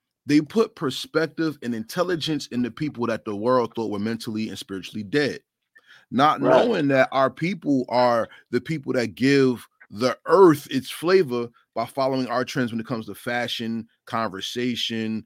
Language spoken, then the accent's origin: English; New Jersey, United States; that's in my home state.